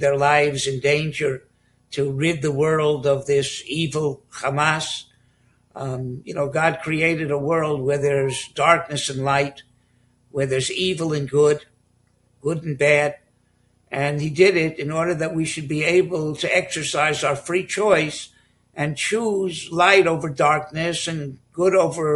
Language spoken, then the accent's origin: English; Miami, Florida, United States; moved away as an adult; also born or lived in Bronx, New York / Telz Yeshiva (Cleveland); now in Moshav Matityahu, Israel; I grew up in Miami and attended the Hebrew Academy and the Mesifta in Miami